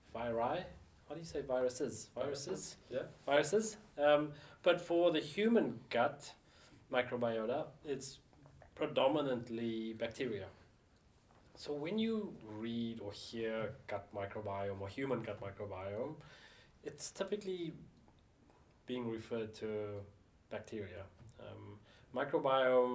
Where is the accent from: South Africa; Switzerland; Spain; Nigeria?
South Africa; moved away; also born or lived in Auckland, New Zealand; decided to go back and live in South Africa, my home country, as an adult